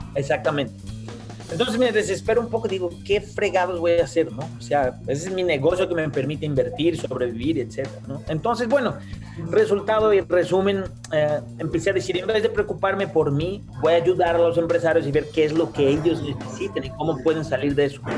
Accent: Brazil; moved away as an adult; also born or lived in Costa Rica; now in Mexico City, Mexico; yo básicamente soy un brasileño

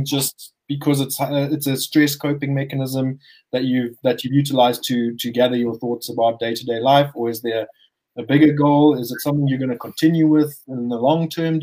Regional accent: Zimbabwe; we're not South African. We are Zimbabwean.

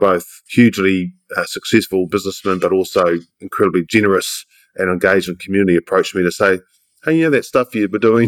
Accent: Manawatū-Whanganui, New Zealand; I grew up in the Manawatu. You know, I was the youngest of five, grew up in rural Manawatu, which is down and around Palmerston North, just north of Wellington.

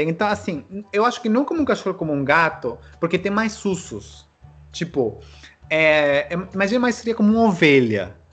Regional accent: Peru; Muita gente acha que sou chileno, argentino. Porque assim, eu tenho olho puxado, né? Um pouco, pela mistura indígena.

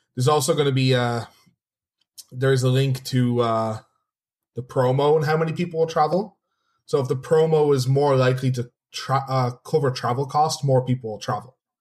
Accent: Dublin, Leinster, Ireland; I'm originally from Dublin, and Dublin, not the biggest city.

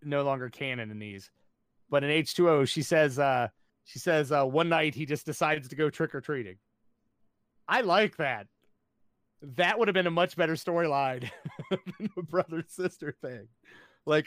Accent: West Virginia, United States; I'm from West Virginia

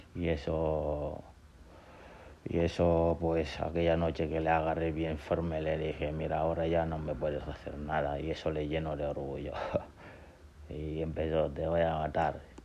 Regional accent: Gambia; moved away as an adult; also born or lived in Senegal; now in Basque Country, Spain; he crecido en, en, África entre Gambia y Senegal eh, soy de Gambia eh, o de Senegambia mejor dicho

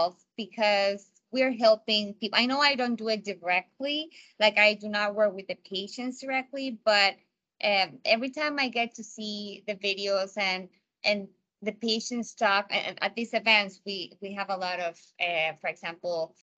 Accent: Margarita Island, Nueva Esparta, Venezuela; moved away; also born or lived in United States; I was born in the States, but I was raised in an island called Margarita Island back in Venezuela

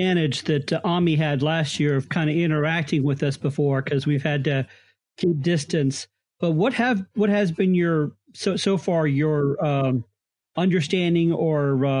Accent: Phoenix, Arizona, United States; I grew up in Phoenix, so I understand the heat.

